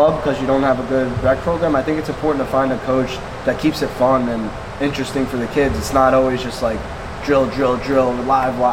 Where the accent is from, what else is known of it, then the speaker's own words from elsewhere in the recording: South Plainfield, New Jersey, United States; growing up in South Plainfield